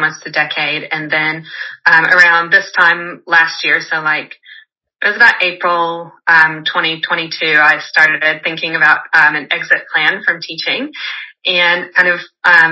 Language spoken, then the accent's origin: English; United States; moved away as an adult; also born or lived in Europe / Cambodia; now in New Zealand; I'm American, but I'm based in New Zealand